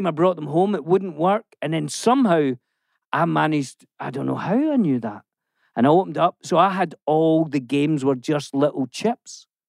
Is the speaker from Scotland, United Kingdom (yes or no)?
yes; Scotland, United Kingdom; And obviously, I grew up in Scotland.